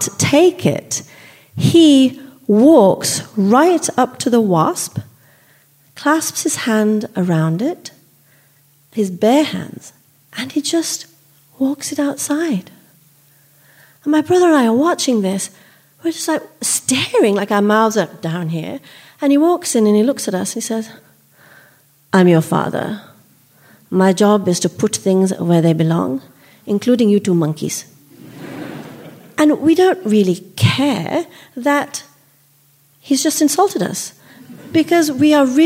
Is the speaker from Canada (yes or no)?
no; Solihull, West Midlands, United Kingdom; moved away as an adult; also born or lived in India; now in United States; I'm an Indian immigrant, and while I live in America now, I grew up in Solihull, just outside Birmingham